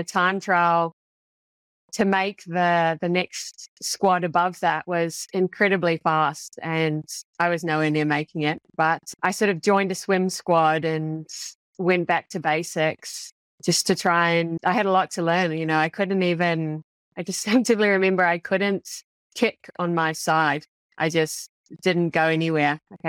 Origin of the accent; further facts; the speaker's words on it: New Zealand; Actually, I grew up in New Zealand, where swimming is not quite to the same caliber of the Aussie kids